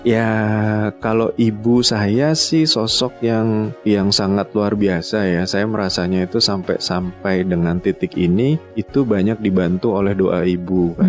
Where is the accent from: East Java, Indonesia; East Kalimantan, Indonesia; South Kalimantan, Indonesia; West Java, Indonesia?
East Kalimantan, Indonesia; Balikpapan; moved away as an adult; also born or lived in Tanah Grogot / Malang; Lahir Tanah Grogot, kemudian saya mulai T K itu sudah di kota besar di Balik Papan.